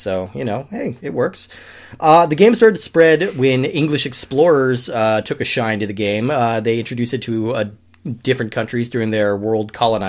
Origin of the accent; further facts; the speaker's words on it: United States; I mean, I'm an American